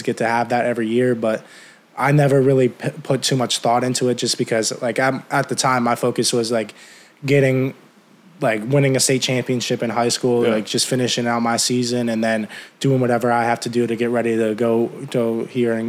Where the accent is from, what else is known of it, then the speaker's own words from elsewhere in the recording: Medina, Ohio, United States; moved away as an adult; now in State College, United States; I grew up in Ohio, Midwest country